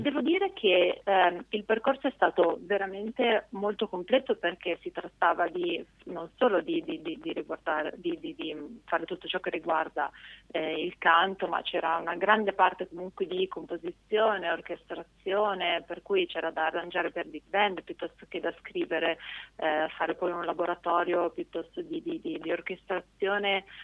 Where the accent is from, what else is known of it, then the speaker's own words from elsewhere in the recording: Canelli, Piedmont, Italy; moved away; also born or lived in Genoa; io in realtà sono cresciuta in una cittadina abbastanza piccola del Piemonte